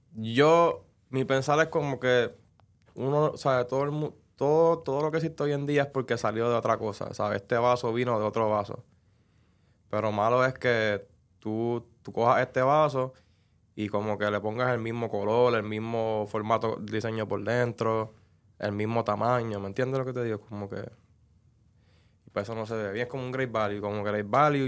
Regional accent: Trujillo Alto, Puerto Rico; de mi pueblo Trujillo Alto

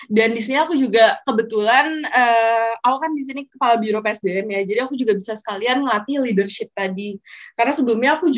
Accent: Padang, West Sumatra, Indonesia; aku kan asalnya bukan dari Jawa ya, aku dari Sumatera, aku dari Padang dan pas ketemu di BEM kan rata-rata asalnya eh, semua dari Jawa tuh.

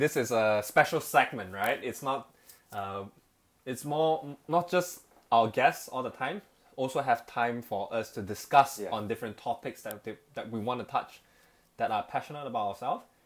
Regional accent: Petaling Jaya, Selangor, Malaysia; moved away as an adult; now in Hong Kong; born and raised in Malaysia, uh, in the town in a city called uh, Petaling Jaya

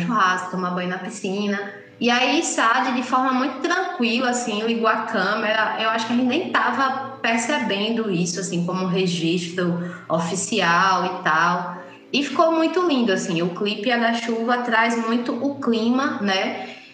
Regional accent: Salvador, Bahia, Brazil; moved away; eu sou de Salvador

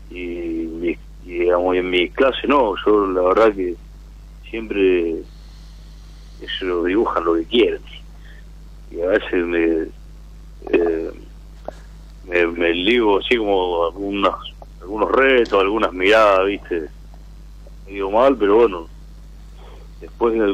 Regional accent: Rosario, Santa Fe, Argentina; De Rosario.

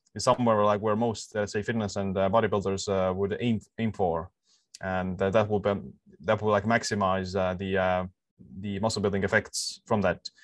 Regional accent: Estonia; I'm um, living in this uh, island in the Baltic Sea, and uh, yeah, like born here and uh, living here as well. So all my life uh, here

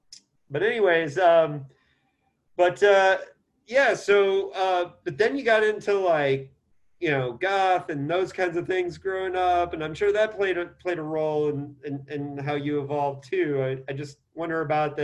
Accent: Indiana, United States; Indiana, my hometown, is a huge part of my DNA

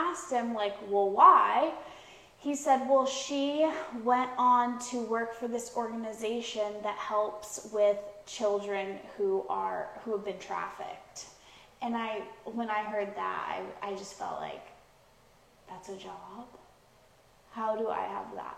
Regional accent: Pacific Northwest, United States; moved away as an adult; now in Houston, United States; I moved to Houston, because I'm originally from the Pacific Northwest

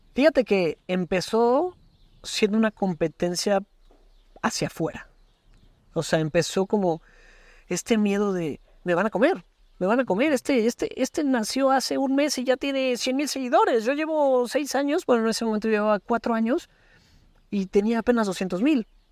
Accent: Puebla, Mexico; como poblano, como local, dijeras, quiero hacer algo diferente en mi estado, en mi ciudad

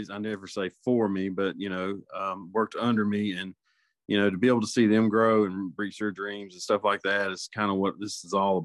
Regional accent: Middle Georgia, United States; moved away as an adult; also born or lived in Macon; now in North Carolina, United States; I'm originally from Middle Georgia, and I started my coaching career there and moved to North Carolina 14 years ago

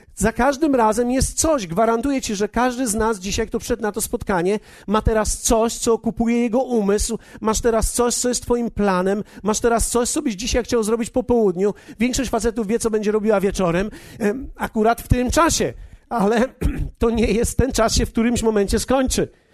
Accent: Poland; my w Polsce

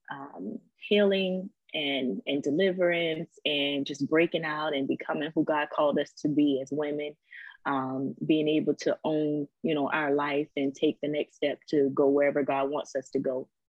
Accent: Savannah, Georgia, United States; also born or lived in Misawa, Japan; now in Virginia Beach, United States; I am originally from Savannah, Georgia. Right now, we live in Virginia Beach, Virginia

